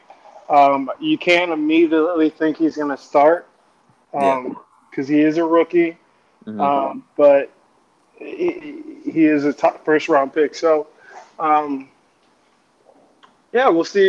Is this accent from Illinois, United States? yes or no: no; Ohio, United States; I'm from Ohio